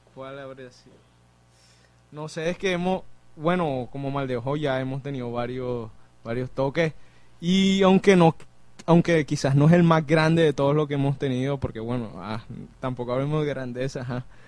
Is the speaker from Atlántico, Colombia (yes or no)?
yes; Barranquilla, Atlántico, Colombia; yo soy aquí de Barranquilla